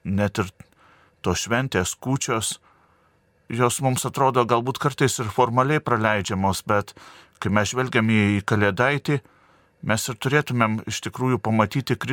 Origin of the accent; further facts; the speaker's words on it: Lithuania; nepamiršti, nepamiršti pačių savęs, nepamiršti, kad, e, kad esam lietuviai.